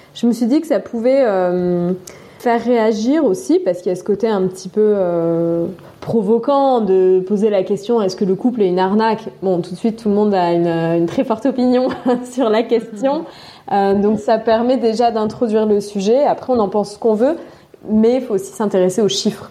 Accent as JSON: {"language": "French", "area": "Drôme", "region": "Auvergne-Rhône-Alpes", "country": "France", "also_born_or_lived": "Turkey / Russia", "moved": "as an adult", "said": "Je viens de la Drôme, un très beau euh, département où je suis toujours euh, émerveillée et ravie de, de revenir"}